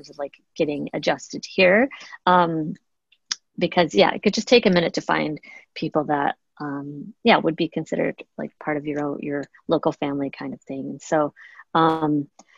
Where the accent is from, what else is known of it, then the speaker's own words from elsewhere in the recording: Chicago, Illinois, United States; moved away; growing up in Chicago